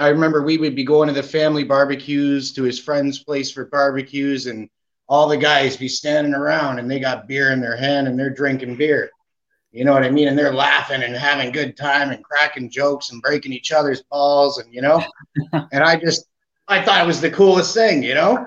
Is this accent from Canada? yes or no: yes; Canada; being Canada, uh, Canadian kid, right? Growing up in Canada, right? My whole life here